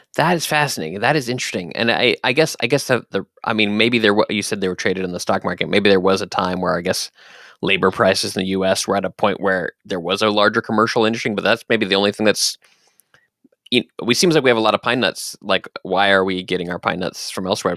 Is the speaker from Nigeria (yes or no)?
no; Dallas, Texas, United States; I was born in Texas, in Dallas, Texas.